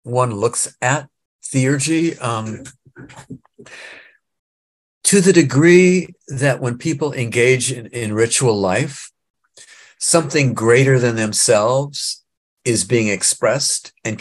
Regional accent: Nebraska, United States; I grew up in Nebraska

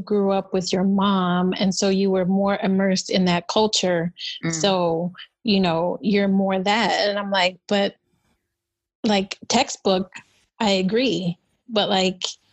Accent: Chicago, Illinois, United States; I am from the South Side of Chicago.

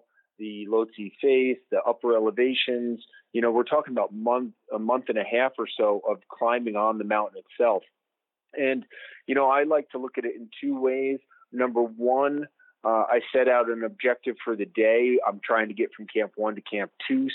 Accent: Salt Lake City, Utah, United States; I am an adventurer from Salt Lake City, Utah.

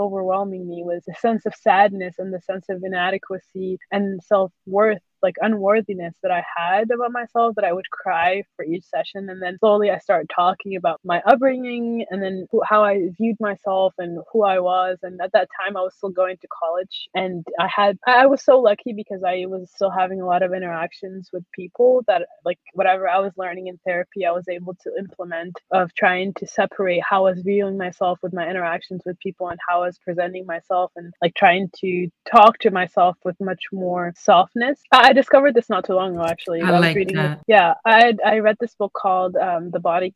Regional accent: Syria; now in United States; I grew up in Syria

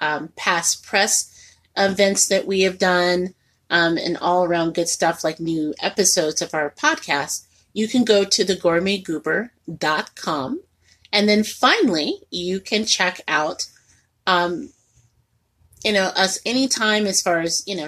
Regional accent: Indianapolis, Indiana, United States; also born or lived in Martinsville, Indiana; now in Northwest Indiana, United States; I was born and raised in Indianapolis, and I'm very open about that.

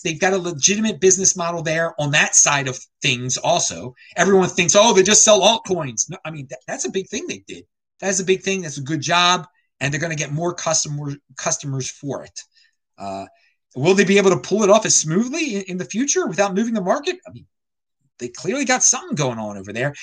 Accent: United States; as an American

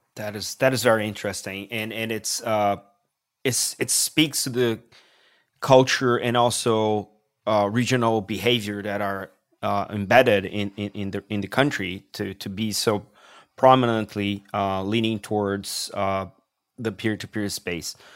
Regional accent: Brazil; I come from Brazil

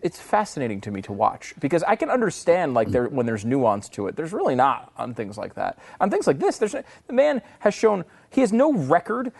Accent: Canada; moved away; also born or lived in United States; a Canadian sports celebrity

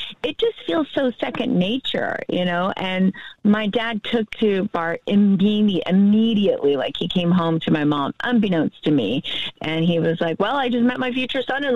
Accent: Powder Springs, Georgia, United States; moved away; my hometown

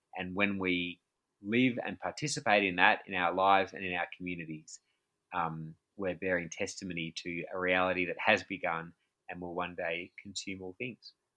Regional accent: Australia; I'm from Australia

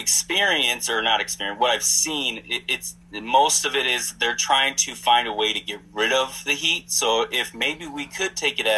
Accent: Wisconsin, United States; now in Phoenix, United States; I'm originally from Wisconsin

